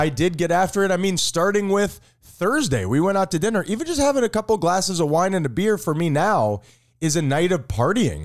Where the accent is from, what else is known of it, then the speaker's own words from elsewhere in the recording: Miami, Florida, United States; we're from Miami.